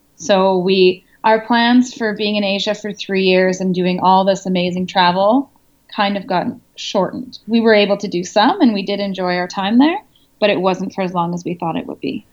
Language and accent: English; Canada; moved away as an adult; also born or lived in France; now in Congo